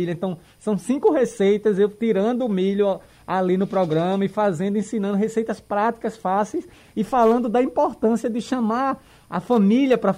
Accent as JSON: {"language": "Portuguese", "town": "Recife", "region": "Pernambuco", "country": "Brazil", "tie": "born or raised there", "said": "Eu, na, é, eu, nasci aqui eu, em Recife."}